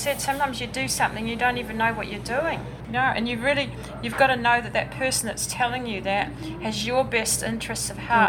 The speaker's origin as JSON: {"language": "English", "region": "England", "country": "United Kingdom", "also_born_or_lived": "New Zealand / Germany", "moved": "as an adult", "lives_now": "Ashland, United States", "said": "because I'm English"}